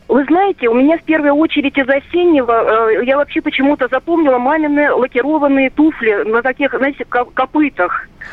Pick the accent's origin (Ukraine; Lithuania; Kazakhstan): Lithuania; Vilnius, Vilnius County; moved away; also born or lived in Moscow; Я сама из Вильнюса